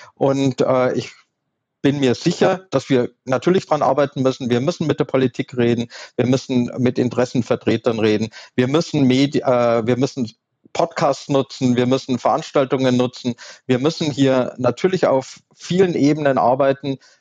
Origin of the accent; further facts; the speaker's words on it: Southern Germany, Germany; ich komme aus Süddeutschland